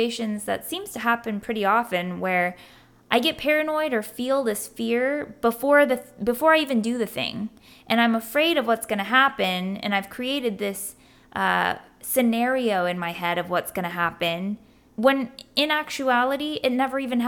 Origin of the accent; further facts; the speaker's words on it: Germany; now in United States; growing up in Germany